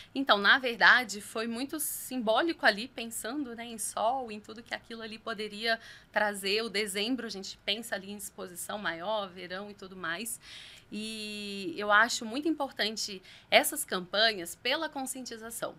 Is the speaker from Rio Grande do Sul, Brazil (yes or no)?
no; São Lourenço, Minas Gerais, Brazil; moved away as an adult; also born or lived in Rio de Janeiro / Itajubá; now in São José dos Campos, Brazil; sou mineira, nasci na cidade de São Lourenço, no sul de Minas, e estou em São José dos Campos há exatos oito anos